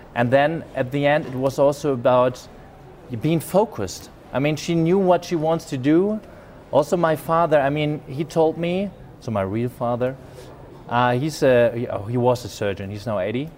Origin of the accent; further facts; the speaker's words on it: Germany; accent: German; English is a second language; I was born in Germany. Maybe you get the accent. I have a German accent.